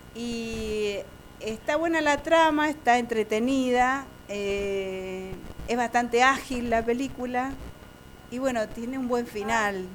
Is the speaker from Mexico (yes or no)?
no; Argentina